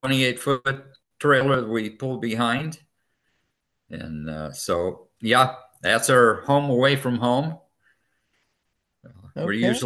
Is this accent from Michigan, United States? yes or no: yes; Lansing, Michigan, United States; born and raised in Lansing, Michigan. Had my first service in Nazarene Church at 8 days old